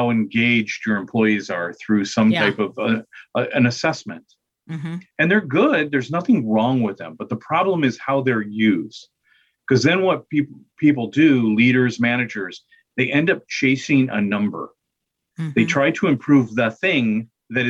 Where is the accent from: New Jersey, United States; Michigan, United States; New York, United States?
Michigan, United States; moved away; I'm from Michigan originally